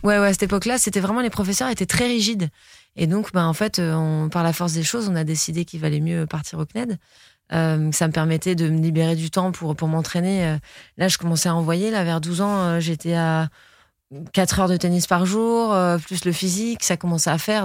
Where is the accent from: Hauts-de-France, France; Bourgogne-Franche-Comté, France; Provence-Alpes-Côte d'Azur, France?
Provence-Alpes-Côte d'Azur, France; Nice; grandir à Nice, c'est, c'est, c'est une chance. Euh, c'est une grande fierté aussi, parce que je suis très fière d'être niçoise